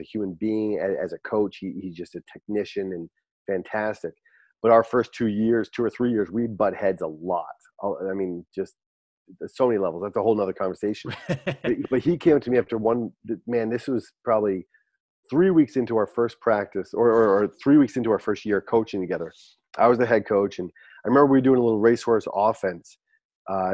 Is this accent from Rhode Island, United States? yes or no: yes; Barrington, Rhode Island, United States; moved away as an adult; also born or lived in New Hampshire; I'm born and raised in Rhode Island